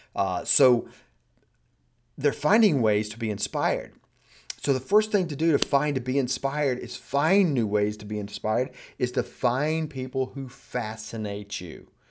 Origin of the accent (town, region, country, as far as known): United States